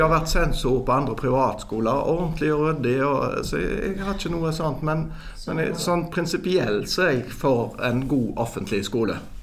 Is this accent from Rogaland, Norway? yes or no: yes; Haugesund, Rogaland, Norway; now in Bergen, Norway; jeg er fra Haugesund. Ja. Jeg eh, har bodd eh, vel nå mesteparten av livet mitt i Bergen